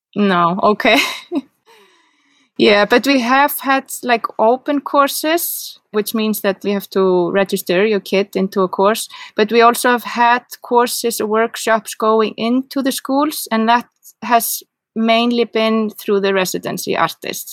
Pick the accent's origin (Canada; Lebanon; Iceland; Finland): Iceland; Reykjavik, Capital Region; English is a second language; moved away as an adult; now in Seyðisfjörður, Iceland; I'm from Reykjavik and I live here